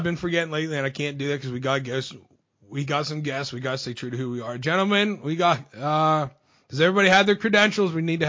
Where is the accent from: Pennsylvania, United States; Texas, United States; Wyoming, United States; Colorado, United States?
Pennsylvania, United States; I'm from Pennsylvania.